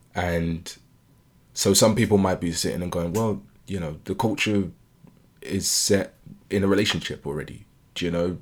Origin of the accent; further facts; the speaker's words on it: United Kingdom; I was born and raised in the U K